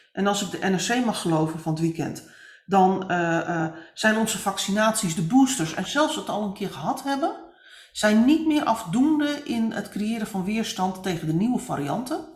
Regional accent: northern Netherlands, Netherlands; ik ben een Noorderling in hart en nieren

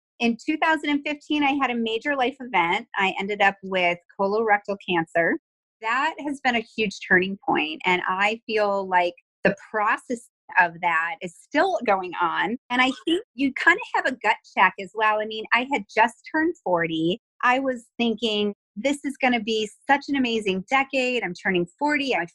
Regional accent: Buffalo, New York, United States; moved away as an adult; now in Texas, United States; I'm originally from Buffalo, New York, and I moved to Texas around 2001

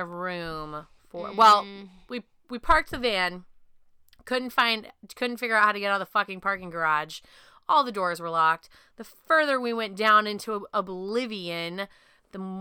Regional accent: Pacific Northwest, United States; I'm from the Pacific Northwest

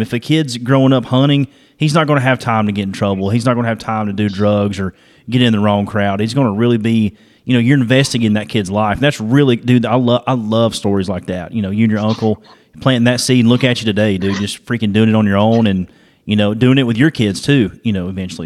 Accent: Dalton, Georgia, United States; where I'm from. I'm from Georgia, so we're you know northwest Georgia area, Dalton area.

